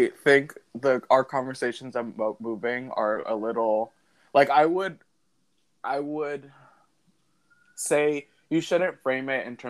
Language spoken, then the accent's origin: English; Alexandria, Virginia, United States; moved away as an adult; also born or lived in Arlington, Virginia / Harrisonburg, Virginia; I was born in Arlington, Virginia, and I moved to Alexandria, like, midway through elementary school.